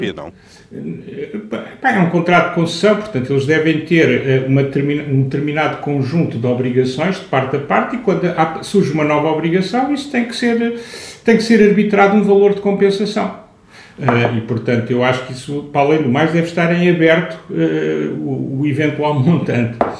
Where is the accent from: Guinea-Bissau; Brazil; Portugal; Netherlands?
Portugal; Lisbon; also born or lived in Aveiro; eu que nasci em Lisboa, mas tenho, conheço bem o país e vivo parte da semana em Aveiro